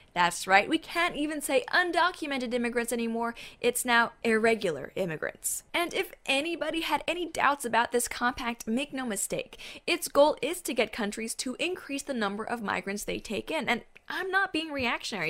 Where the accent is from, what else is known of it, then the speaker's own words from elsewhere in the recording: Canada; My birthplace, Canada-stan.